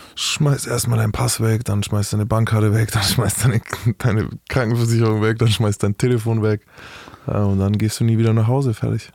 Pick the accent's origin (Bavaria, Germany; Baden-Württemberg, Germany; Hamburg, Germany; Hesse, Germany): Bavaria, Germany; Ich bin aus Bayern.